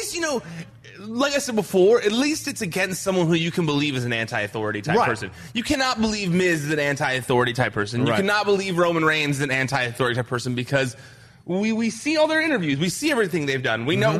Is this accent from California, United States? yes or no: yes; Orange County, California, United States; I grew up in Orange County, and I don't like it.